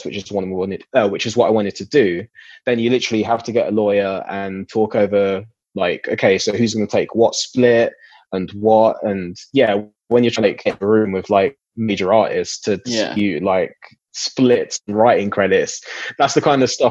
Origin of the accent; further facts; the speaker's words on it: Essex, East of England, United Kingdom; I grew up in Essex, near Lakeside